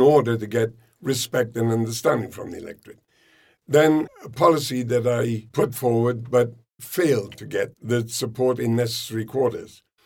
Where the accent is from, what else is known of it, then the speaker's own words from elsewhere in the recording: United Kingdom; we're Brits